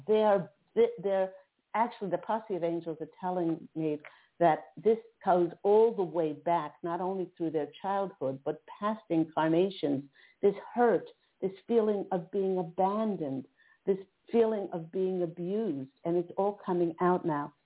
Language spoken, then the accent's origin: English; East Coast, United States; now in Southern California, United States; I'm in Southern California now, but I remember uh, growing up on the East Coast